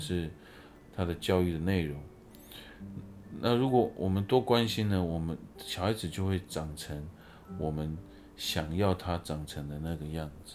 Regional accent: Taiwan; 我是台湾的原住民

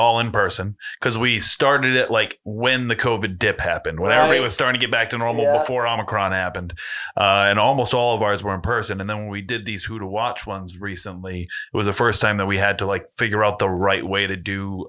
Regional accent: North Smithfield, Rhode Island, United States; So, I grew up in North Smithfield, which is where Wrights is.

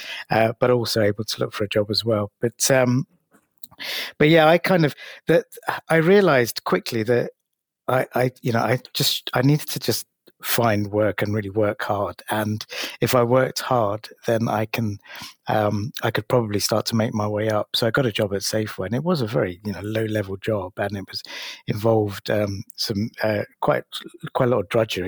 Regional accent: London, United Kingdom; being an Asian kid growing up in London at the height of the National Front and the BNP

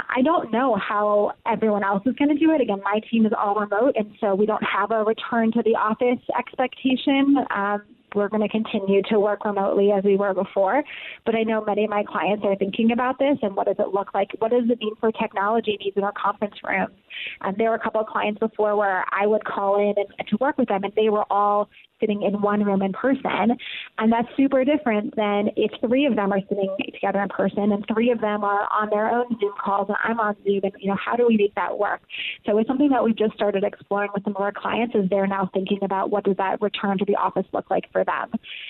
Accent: Akron, Ohio, United States; born there; now in Brooklyn, United States; I was born in Akron, Ohio. Did a little tour of the Midwest, a little time in Europe, and then came to New York 13 years ago.

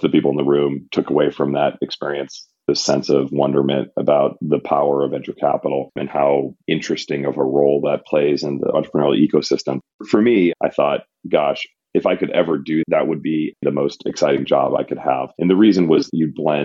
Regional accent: Randolph, Massachusetts, United States; also born or lived in Boston; I was born in Boston, grew up in a town called Randolph, about 15 minutes south of Boston

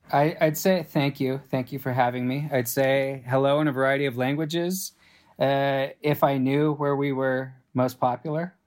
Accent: Los Angeles, California, United States; also born or lived in San Francisco; I grew up in Los Angeles and just immersed in the film industry

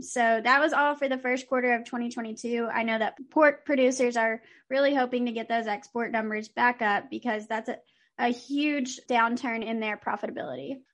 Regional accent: Texas, United States; Texas is doing some good for landowners and that my home state is having a win

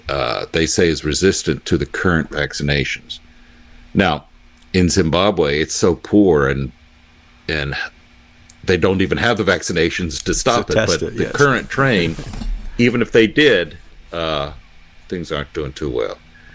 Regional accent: United States; I'm still an American, even though I disagree with the government's in Washington's policies.

